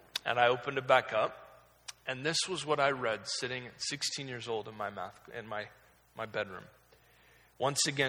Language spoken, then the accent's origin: English; Oregon, United States; I was raised in Oregon. I was kind of lived there my entire life.